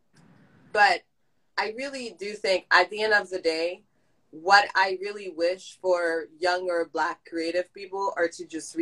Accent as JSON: {"language": "English", "country": "Haiti", "tie": "born or raised there", "moved": "yes", "said": "I'm Haitian all the way. And I'm not saying that just because, but the Compa I listened to back when I was growing up in Haiti"}